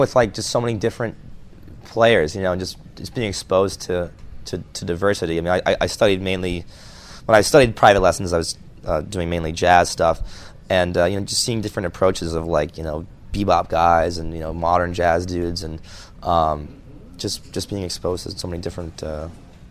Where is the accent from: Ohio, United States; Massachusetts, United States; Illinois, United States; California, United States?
Massachusetts, United States; Boston; I grew up in Boston